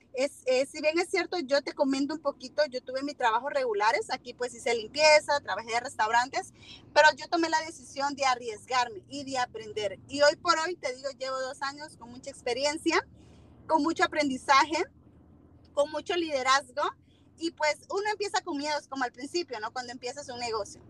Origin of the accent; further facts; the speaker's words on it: Tegucigalpa, Francisco Morazán, Honduras; moved away as an adult; also born or lived in Northern Virginia, United States; now in Virginia, United States; yo soy de Honduras, soy de Tegucigalpa y pues actualmente tengo tres años viviendo aquí en el norte de Virginia